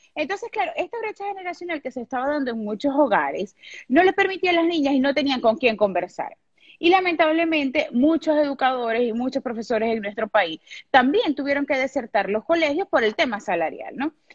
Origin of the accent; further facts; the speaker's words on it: Venezuela; also born or lived in Maracaibo, Venezuela; vivo en Venezuela, soy venezolana, vivo en una ciudad que se llama Maracaibo.